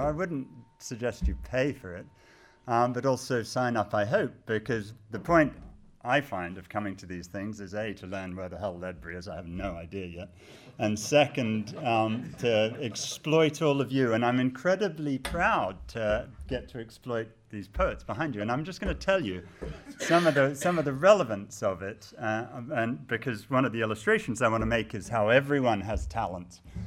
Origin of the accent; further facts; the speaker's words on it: United States; I am American